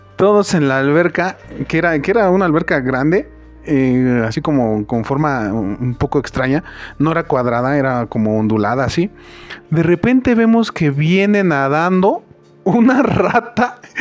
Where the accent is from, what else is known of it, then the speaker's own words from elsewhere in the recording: Mexico; Como buen mexicano